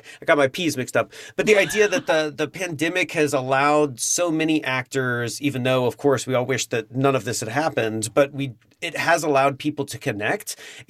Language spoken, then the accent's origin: English; the South, United States; now in Chicago, United States; As a Southerner